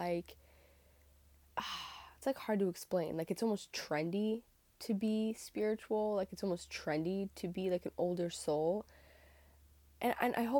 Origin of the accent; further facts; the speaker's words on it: Northern Massachusetts, United States; I'm from Northern Massachusetts in the United States